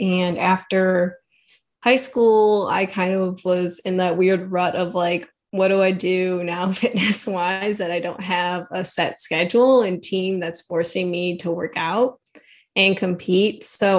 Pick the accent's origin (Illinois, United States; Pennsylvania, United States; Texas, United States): Illinois, United States; Northwest Chicago suburbs; I'm actually from Northwest Chicago suburbs. Okay. And this is where I've grown up and lived for the entirety of my life.